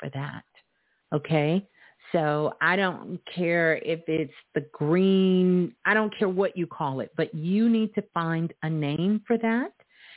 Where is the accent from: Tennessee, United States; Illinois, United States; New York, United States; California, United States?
New York, United States; New York City; I'm from Brooklyn